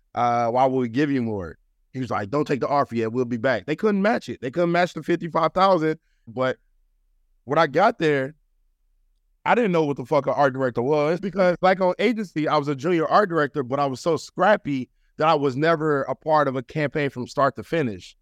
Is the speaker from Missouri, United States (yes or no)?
yes; Ferguson, Missouri, United States; I'm from Ferguson, Missouri, originally, um, in Saint Louis. And just growing up as a black man, black boy there